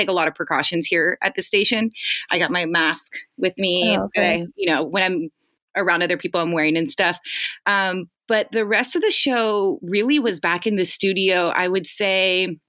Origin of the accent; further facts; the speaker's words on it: Los Angeles, California, United States; I'm born and raised in the Valley